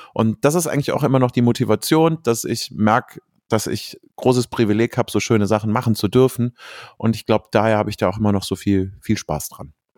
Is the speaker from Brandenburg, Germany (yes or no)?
no; Cologne, North Rhine-Westphalia, Germany; ich komme aus Köln